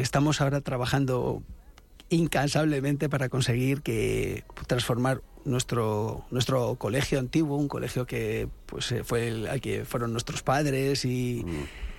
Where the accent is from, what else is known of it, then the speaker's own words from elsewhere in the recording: Los Molinos, Community of Madrid, Spain; soy nacido en Madrid, pero desde los seis años, eh, vivo en Los Molinos